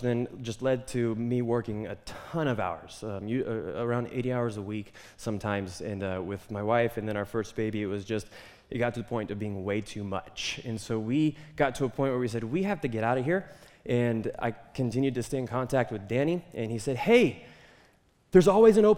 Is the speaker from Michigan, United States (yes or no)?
no; Twin Falls, Idaho, United States; my wife and I, we grew up in Twin Falls, basically. And that was home